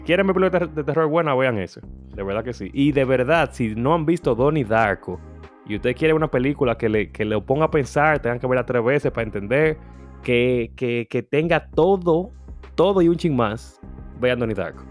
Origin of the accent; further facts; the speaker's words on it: Santiago de los Caballeros, Santiago, Dominican Republic; en Santiago yo crecí en Baracoa